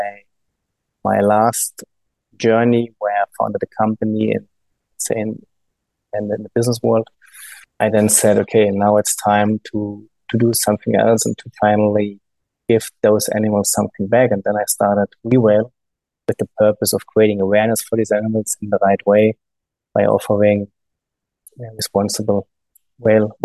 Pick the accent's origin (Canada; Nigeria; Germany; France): Germany; English is a second language; maybe you got noticed my accent. I'm from Germany, from a landlocked part in Germany. So there's no sea around my town where I'm coming from.